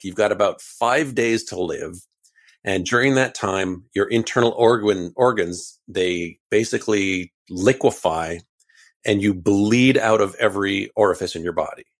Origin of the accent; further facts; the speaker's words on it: Canada; we're Canadian